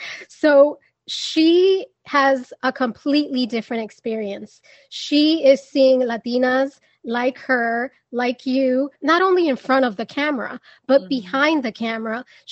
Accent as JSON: {"language": "English", "town": "New York City", "region": "New York", "country": "United States", "tie": "born or raised there", "said": "growing up in New York City, raised in a Dominican household"}